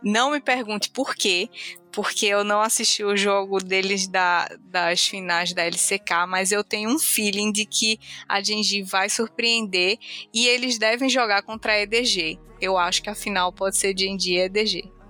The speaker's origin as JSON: {"language": "Portuguese", "country": "Brazil", "said": "a gente é brasileiro"}